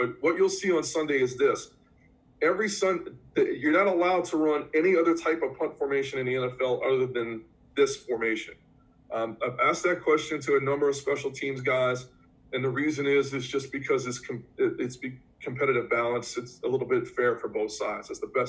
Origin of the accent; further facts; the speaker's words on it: New Orleans, Louisiana, United States; accent: New Orleans; So I'm from New Orleans, and it's kind of hard to tell because I'm kind of losing my New Orleans accent a little bit.